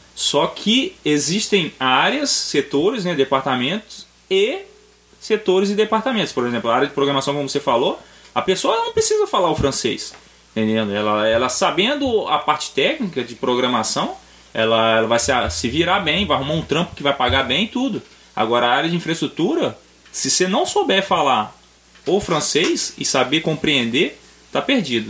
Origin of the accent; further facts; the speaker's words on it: Vitória, Espírito Santo, Brazil; moved away as an adult; now in Canada; eu venho de Vitória